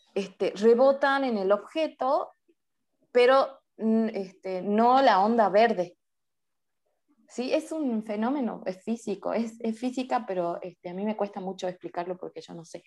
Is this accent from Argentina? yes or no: yes; Salta, Argentina; soy de Salta, Argentina